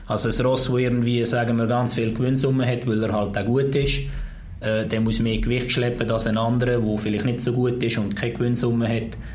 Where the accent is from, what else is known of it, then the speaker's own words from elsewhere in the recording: Switzerland; Im Ausland schon bei uns in der Schweiz ist es gerade umgekehrt.